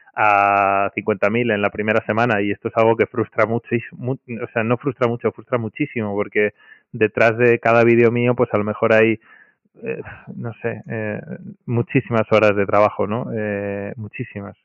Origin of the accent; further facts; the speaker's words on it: Madrid, Community of Madrid, Spain; Soy de Madrid, de toda la vida.